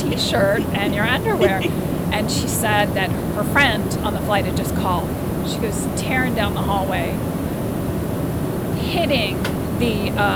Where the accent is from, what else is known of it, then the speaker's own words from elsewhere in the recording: United States; I'm American